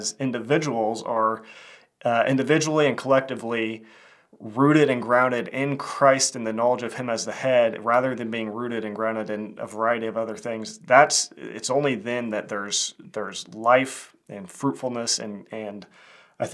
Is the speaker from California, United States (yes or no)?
no; Kansas, United States; I'm a filmmaker from Kansas